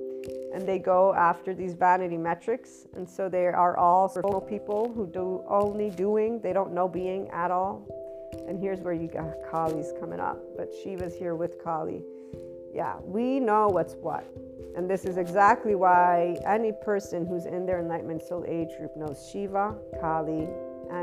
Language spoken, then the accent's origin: English; United States; also born or lived in Southern Italy; I'm an American and Italian, I'm bicultural, but I have primarily American schooling, so that's my predominant culture